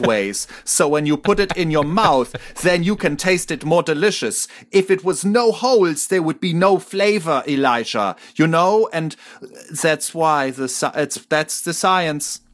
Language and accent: English; Germany; I am a German citizen